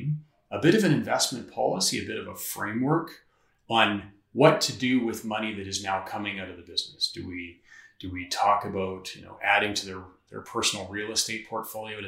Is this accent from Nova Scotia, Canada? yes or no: no; northeastern Saskatchewan, Canada; now in Saskatoon, Canada; I grew up in northeastern Saskatchewan in a small town